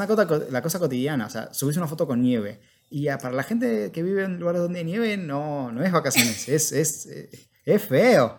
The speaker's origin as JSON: {"language": "Spanish", "country": "Argentina", "tie": "born or raised there", "moved": "as an adult", "lives_now": "United States", "said": "en el caso de Argentina, de vuelta, que es lo que conocemos porque, bueno, nacimos ahí"}